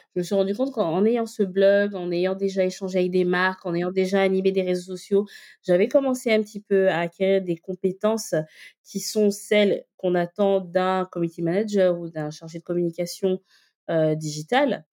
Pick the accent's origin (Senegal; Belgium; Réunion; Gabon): Gabon; Libreville, Estuaire; also born or lived in northern France; now in France; je suis donc née au Gabon, j'ai grandi euh, à Libreville, euh, je suis arrivée par la suite en France